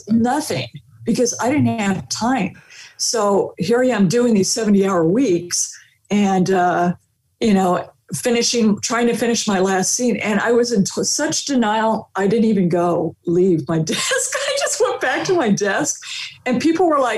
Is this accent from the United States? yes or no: yes; Torrance, California, United States; I'm from Torrance, California